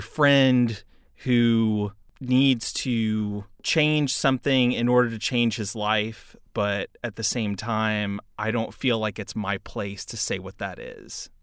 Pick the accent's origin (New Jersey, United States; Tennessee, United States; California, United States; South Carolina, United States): Tennessee, United States; Knoxville; also born or lived in Houston, Texas; I was born in Houston, Texas, raised for a little bit of my life there, but mostly grew up in Knoxville, Tennessee